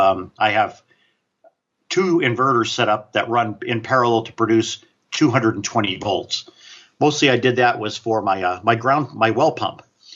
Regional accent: New England, United States; I grew up in New England, and we used to have heating oil delivered, right?

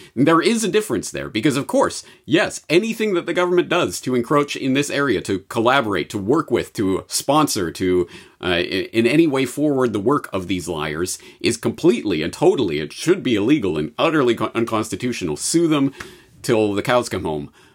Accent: Canada; Being Canadian

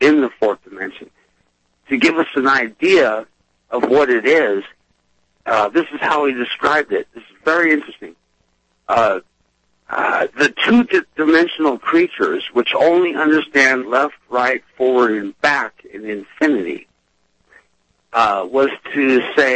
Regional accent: Portland, United States; now in Idaho, United States; I'm originally from Portland

